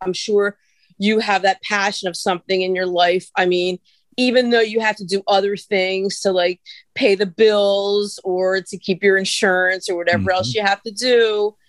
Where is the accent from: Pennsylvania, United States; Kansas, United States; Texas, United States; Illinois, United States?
Pennsylvania, United States; Philadelphia; I grew up right here. Well, in Northeast Philadelphia. Born and bred in Philly, which I'm very, very proud